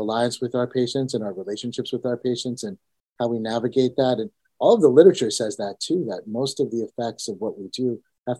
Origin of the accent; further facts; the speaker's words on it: United States; also born or lived in India; I was born in India, and I came to America when I was only 2 years old